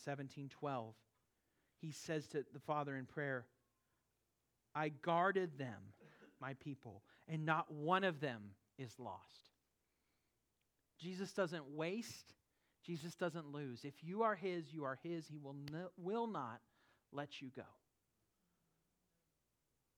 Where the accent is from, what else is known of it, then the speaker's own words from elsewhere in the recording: California, United States; moved away; where I grew up in California